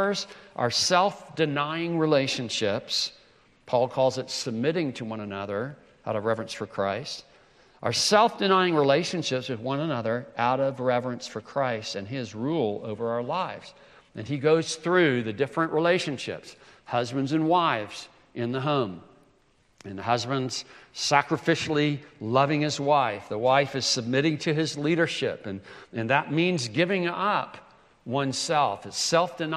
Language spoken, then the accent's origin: English; South Carolina, United States; I'm from South Carolina, the first state to secede from the Union